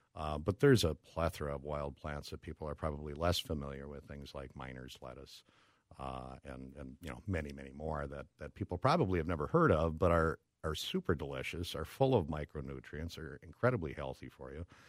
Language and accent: English; Brooklyn Park, Minnesota, United States; I'm a Minnesota boy. Grew up, uh, born and raised in, uh, Brooklyn Park.